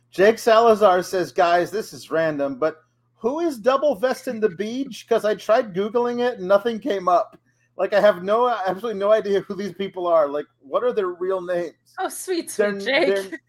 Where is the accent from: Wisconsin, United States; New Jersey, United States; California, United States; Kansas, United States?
Wisconsin, United States; He's like he's from Minnesota. I'm from Wisconsin, so we're probably we're practically twins.